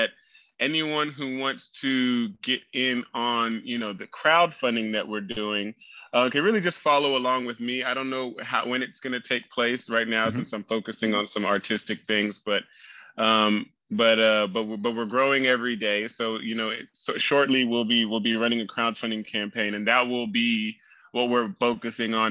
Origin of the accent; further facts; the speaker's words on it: Oklahoma, United States; moved away; also born or lived in California; I grew up in Oklahoma